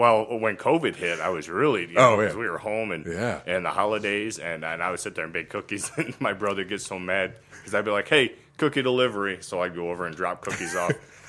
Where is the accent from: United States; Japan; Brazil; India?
United States; Cygnet, Ohio; I grew up in Cygnet.